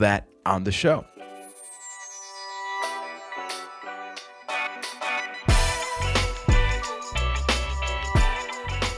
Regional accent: Puerto Rico; I am from Puerto Rico

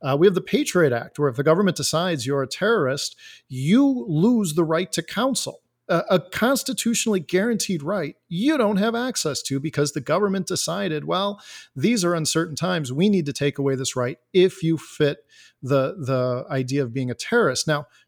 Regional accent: Elgin, Illinois, United States

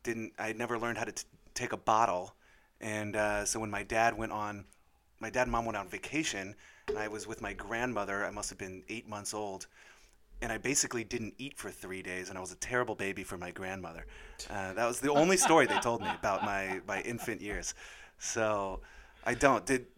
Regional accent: Monterey, California, United States; born there; I know I was born in Monterey out in California. My dad was stationed out there.

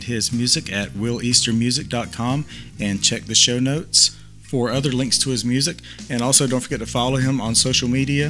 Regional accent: Chicago, Illinois, United States; Chicago, Illinois, my hometown.

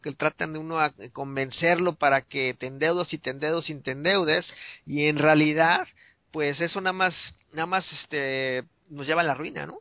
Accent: Mexico City, Mexico; yo me acuerdo creciendo en, en, México en la Ciudad de México

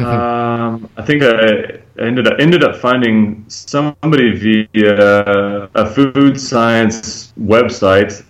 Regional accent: Georgia, United States; moved away as an adult; also born or lived in Thailand; now in Guatemala; I'm from Georgia

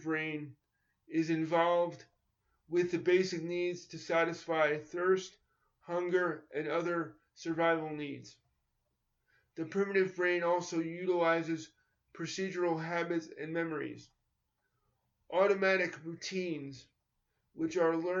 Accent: New York, United States; born or raised there

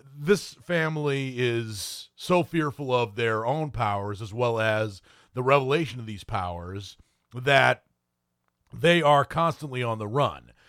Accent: Maine, United States; I am actually from Maine

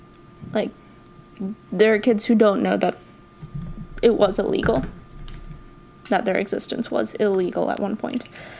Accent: New York, United States; as a New Yorker

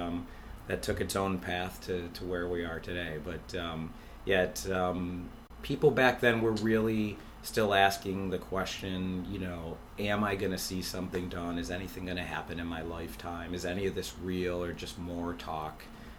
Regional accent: Buffalo, New York, United States; I grew up in the South Towns and went to school at UB, and I've been working here ever since

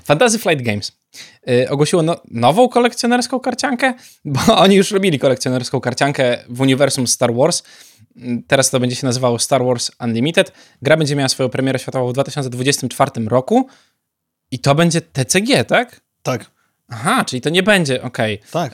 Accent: Białystok, Podlaskie Voivodeship, Poland; szczególnie u nas w Białymstoku

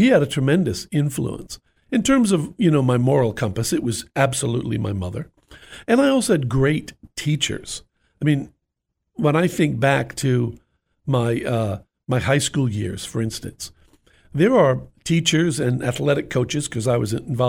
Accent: New York, United States; also born or lived in United Kingdom; I grew up in New York, and I was the youngest of six

